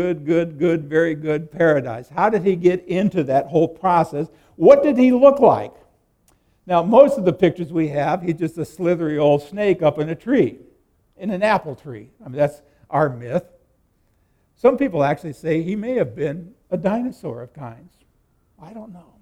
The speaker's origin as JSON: {"language": "English", "region": "Nebraska", "country": "United States", "tie": "born or raised there", "said": "I grew up in Nebraska"}